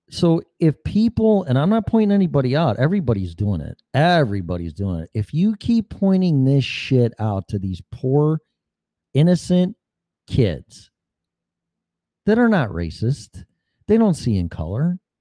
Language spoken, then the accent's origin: English; Chicago, Illinois, United States; I'm from Chicago